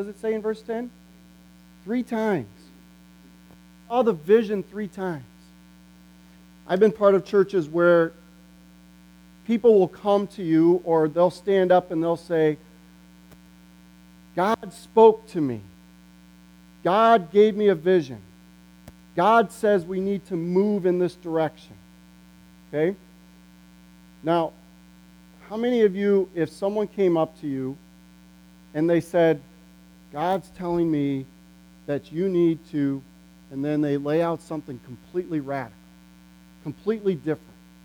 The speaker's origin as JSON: {"language": "English", "town": "Morrison", "region": "Illinois", "country": "United States", "tie": "born or raised there", "moved": "yes", "said": "I grew up in Emmanuel Reformed Church. And it amazes me today, even when I go back to Emmanuel Reformed Church in Morrison, Illinois, how different it is from when I was a kid"}